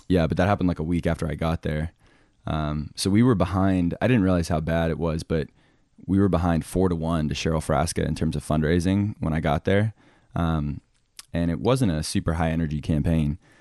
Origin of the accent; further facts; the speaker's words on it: outside of Boston, Massachusetts, United States; moved away as an adult; also born or lived in England; now in Alaska, United States; I grew up in England and then outside of Boston